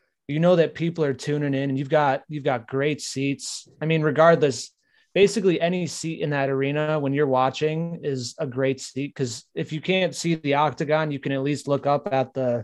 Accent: Arkansas, United States; Dude, I'm from Arkansas.

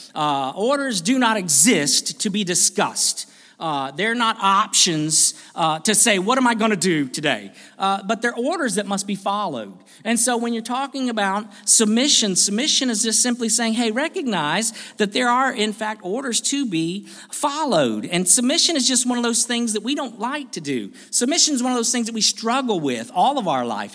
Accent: United States; I am an American

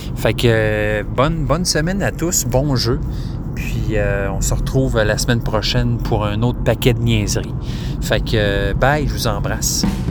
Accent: Quebec, Canada; je suis un Québécois

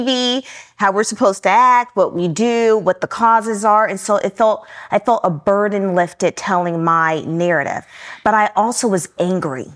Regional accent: Newport News, Virginia, United States; I was born and raised in Newport News, Virginia.

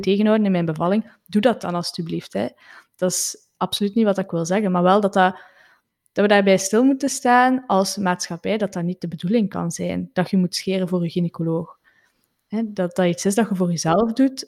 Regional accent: Flanders, Belgium; zeker als Vlamingen

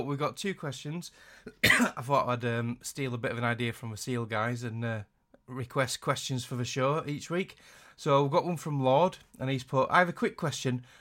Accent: Yorkshire and the Humber, United Kingdom; accent: Yorkshire; I hate my accent. I hate my Yorkshire accent.

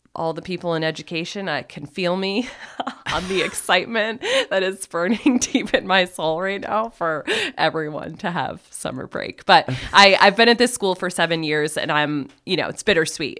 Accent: Plattsburgh, New York, United States; moved away as an adult; also born or lived in Ithaca, New York / Ireland / Saint Thomas; now in Burlington, United States; I was born and raised in Plattsburgh

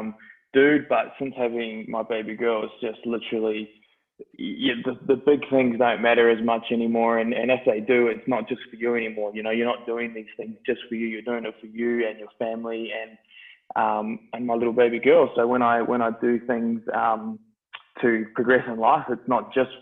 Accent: Christchurch, Canterbury, New Zealand; now in Australia; I grew up in New Zealand. I did the first half of my life in New Zealand, which was a great experience. It was different for me compared to a lot of people. My old man was in the army, so we were based on a lot of army camps, and we moved around a little bit, but did most of my growing up in Christchurch, New Zealand

